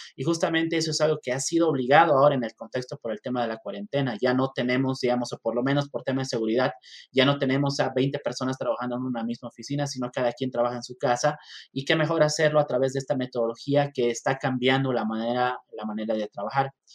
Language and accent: Spanish; Bolivia; also born or lived in Mexico; now in La Paz, Bolivia; soy eh, ingeniero civil, soy boliviano, estudié acá en, Bolivia la, la, carrera